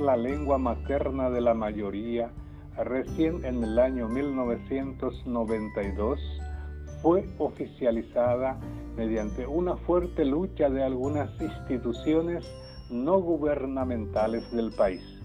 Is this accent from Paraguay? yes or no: yes; Yataity del Norte, Guairá, Paraguay; first language Guarani; Spanish is a second language; cuando niño solo hablaba guaraní en mi entorno familiar